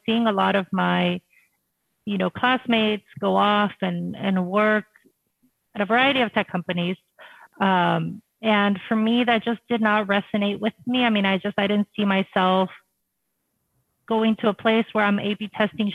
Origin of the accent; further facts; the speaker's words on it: Rio Grande Valley, South Texas, United States; I grew up in South Texas in the Rio Grande Valley